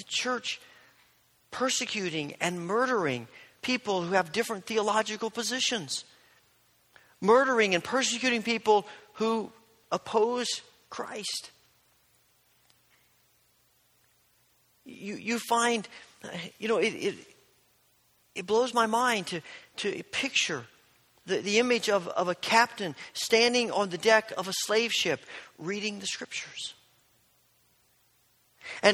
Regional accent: Indiana, United States; born or raised there

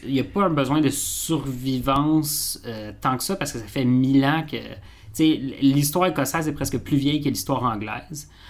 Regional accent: Quebec, Canada; la culture québécoise de manière qu'on ne voit pas nécessairement, mais on est autant écossais qu'on est français

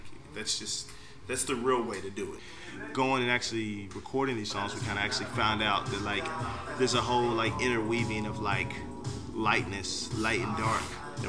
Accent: Norfolk, Virginia, United States; We grew up in Norfolk in this neighborhood, kind of out by like the Newburgh area, Butchel area.

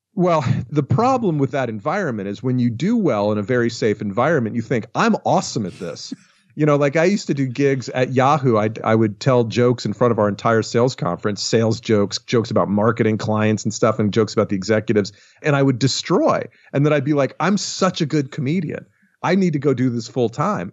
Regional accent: Atlanta, Georgia, United States; born or raised there; moved away as an adult; also born or lived in Los Angeles

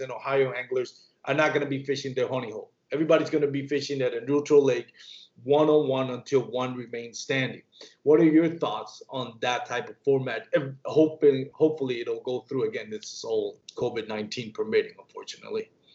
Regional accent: Puerto Rico; I grew up in Puerto Rico.

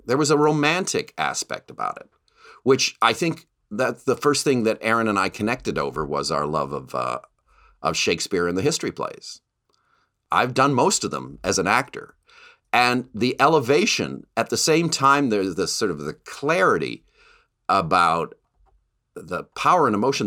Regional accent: Canada; moved away; I grew up in Canada

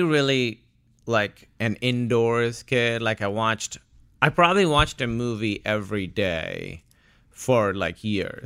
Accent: Karachi, Sindh, Pakistan; moved away as an adult; now in United States; Born and raised in Karachi, Pakistan. I was there till I was eighteen.

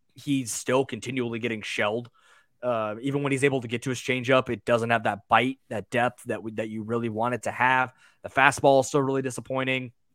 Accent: United States; I'm an American

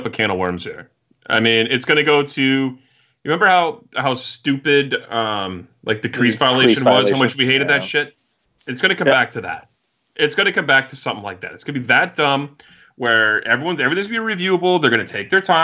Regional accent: Nashville, Tennessee, United States; I'm from Nashville.

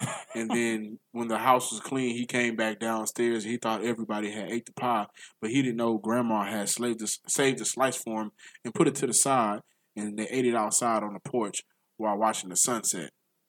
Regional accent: the South, United States; If I had to choose my pie, I'm from the South.

